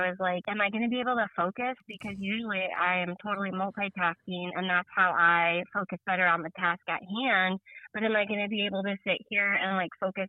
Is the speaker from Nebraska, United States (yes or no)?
yes; Omaha, Nebraska, United States; moved away as an adult; now in Nebraska, United States; But I didn't grow up here. I'm from a bigger city. I'm from Omaha, Nebraska, but okay. I moved down here.